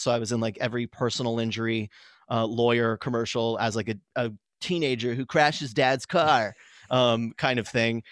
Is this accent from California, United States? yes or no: yes; San Diego County, Southern California, United States; I grew up in, in Southern California